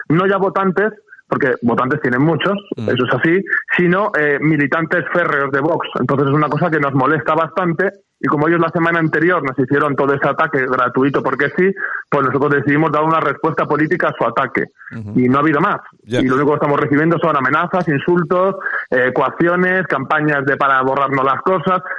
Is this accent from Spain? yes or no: yes; Spain; yo me considero patriota revolucionario y me considero español yo estoy orgulloso de mi país